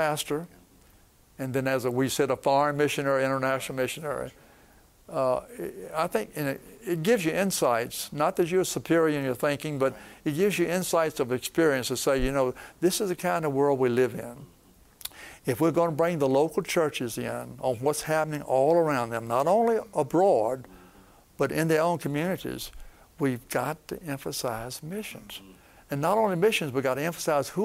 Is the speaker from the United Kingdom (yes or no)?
no; the South, United States; also born or lived in Iran / New Haven, Connecticut; we're Baptists here from the South